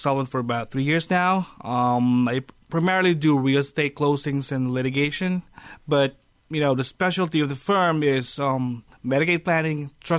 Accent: Manila, Metro Manila, Philippines; moved away as an adult; now in New York, United States; First of all, I was born and raised in Manila. I practiced law there for a little over a decade. So there's that before I flew to New York.

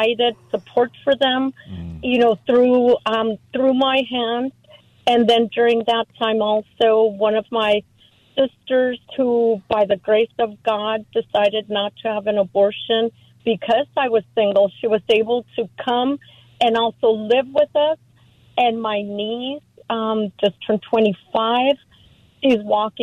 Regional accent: Mexico; now in San Diego, United States; I'm an immigrant from Mexico

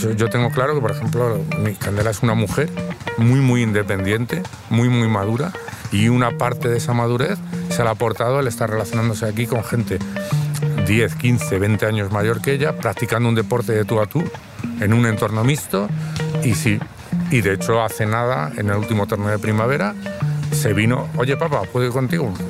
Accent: Madrid, Community of Madrid, Spain; soy de Madrid, tengo 54 años

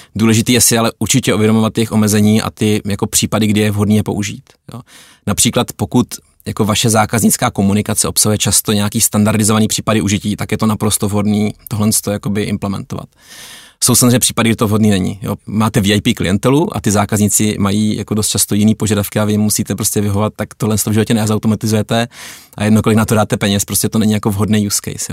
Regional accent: Czechia

